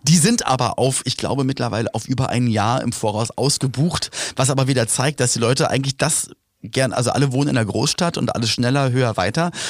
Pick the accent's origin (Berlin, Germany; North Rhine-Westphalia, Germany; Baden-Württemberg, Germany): Berlin, Germany; bei uns in Berlin-Spandau, wo ich aufgewachsen bin